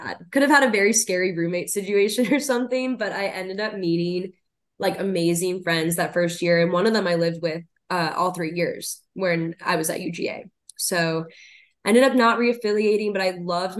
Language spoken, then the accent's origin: English; Atlanta, Georgia, United States; I grew up in the Atlanta area